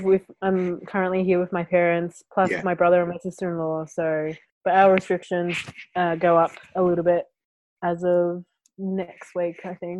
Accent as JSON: {"language": "English", "country": "Australia", "moved": "as an adult", "said": "I'm originally from Australia and currently stuck in Australia."}